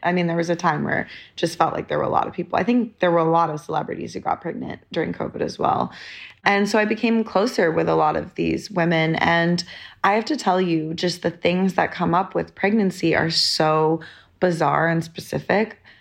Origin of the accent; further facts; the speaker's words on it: London, United Kingdom; moved away; also born or lived in New York; I was born in London